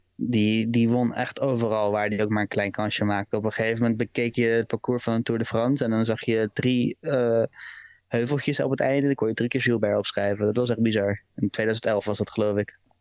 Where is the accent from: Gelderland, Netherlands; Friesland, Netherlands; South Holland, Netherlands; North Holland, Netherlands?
South Holland, Netherlands; Rotterdam; je bent nou eenmaal geboren en getogen in Rotterdam